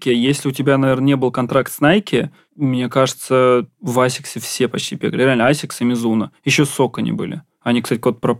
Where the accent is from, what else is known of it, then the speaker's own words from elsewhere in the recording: Ramenskoye, Moscow Oblast, Russia; а я еще из Раменского